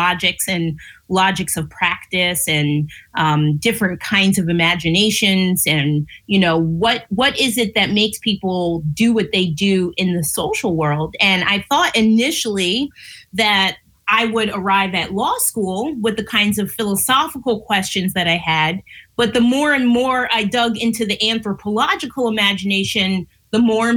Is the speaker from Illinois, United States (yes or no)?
no; Long Island, New York, United States; moved away as an adult; also born or lived in Japan / Germany / Pennsylvania; I'm from Long Island, New York, so a very small little, very white little town